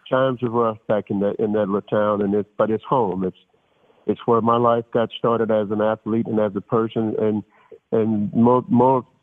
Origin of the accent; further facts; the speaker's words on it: near Shreveport, Louisiana, United States; moved away as an adult; it was a small town in northwest Louisiana. I grew up near Shreveport, Louisiana